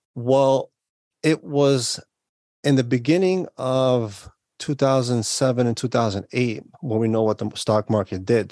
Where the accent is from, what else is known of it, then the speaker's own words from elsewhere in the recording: New York, United States; I was born and raised in New York